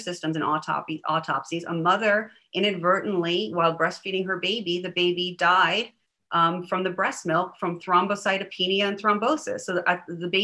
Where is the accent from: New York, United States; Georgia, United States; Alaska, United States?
New York, United States; moved away; I'm from New York originally